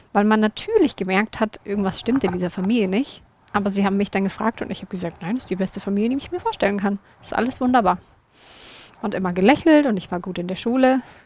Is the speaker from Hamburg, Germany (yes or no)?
no; Würzburg, Bavaria, Germany; bei uns in Würzburg in der Gemeinde